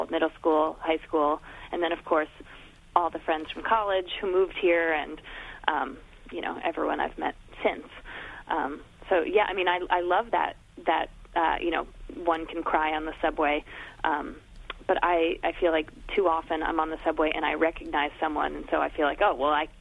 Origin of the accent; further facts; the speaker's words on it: New York, United States; when I moved back to New York after college